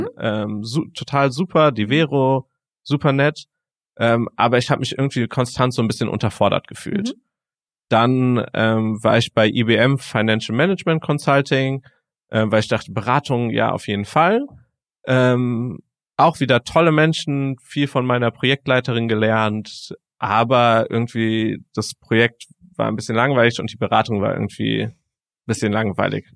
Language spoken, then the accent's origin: German; Frankfurt, Hesse, Germany; gebürtig, äh, komme ich aus Frankfurt